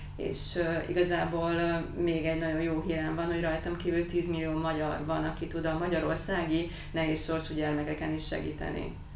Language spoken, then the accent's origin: Hungarian; Carei, Satu Mare County, Romania; moved away as an adult; now in Hungary; Hát én egy nagyon pici városból érkeztem, ami a határon túl van, Pácium része Nagy Károly.